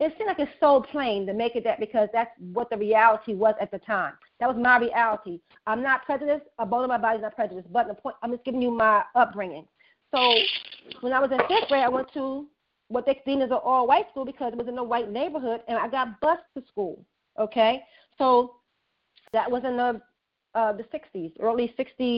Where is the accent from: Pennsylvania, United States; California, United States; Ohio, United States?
Pennsylvania, United States; Philadelphia; I was raised in West Oak Lane